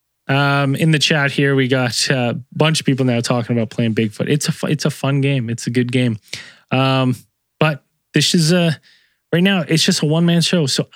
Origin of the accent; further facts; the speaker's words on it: Canada; as a Canadian